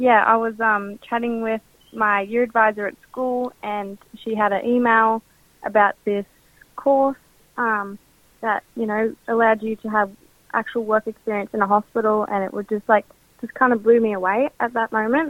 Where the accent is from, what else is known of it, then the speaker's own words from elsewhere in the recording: Central Coast, New South Wales, Australia; I'm from the Wiradjuri tribe and I am from the Central Coast and go to North Lakes High School.